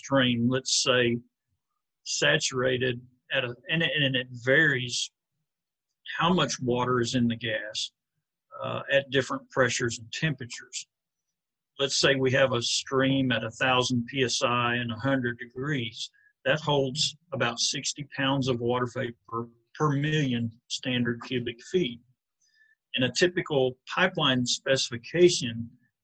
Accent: Thomas, Oklahoma, United States; also born or lived in Kansas / California / Burns Flat, Oklahoma / Cordell, Oklahoma; we grew up in Thomas, okay, Oklahoma

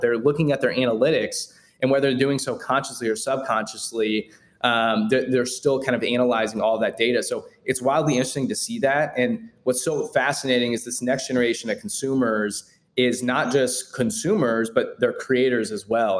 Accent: Kansas City, Kansas, United States; born and raised in Kansas City, still located here, uh, more the suburbs, kind of 30 minutes out, Leawood, Overland Park area.

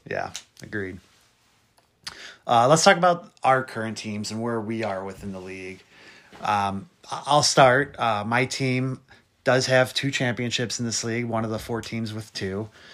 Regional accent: Cleveland, Ohio, United States; we are both from Cleveland area uh, in Ohio here

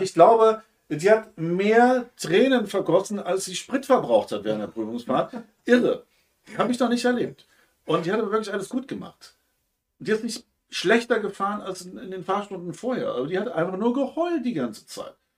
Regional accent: Hamburg, Germany; Bei uns in Hamburg

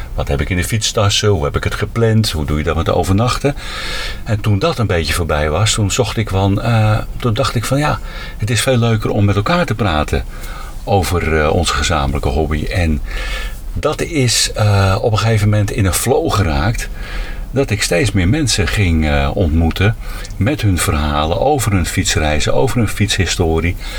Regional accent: Huizen, North Holland, Netherlands; now in Zwolle, Netherlands; Oorspronkelijk ben ik opgegroeid in Huizen. Daar ben ik ook geboren.

